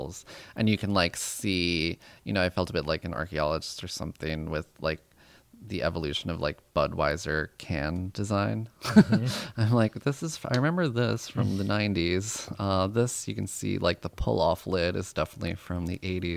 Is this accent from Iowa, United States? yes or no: no; Yonkers, New York, United States; growing up in Yonkers